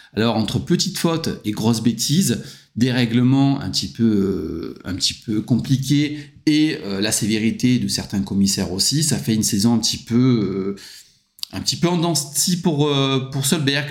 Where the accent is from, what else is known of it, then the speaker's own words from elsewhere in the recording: France; je suis français